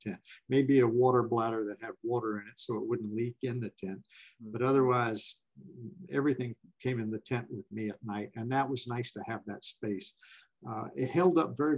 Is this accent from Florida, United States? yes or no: yes; Florida, United States; also born or lived in Tampa, Florida; I'm from Florida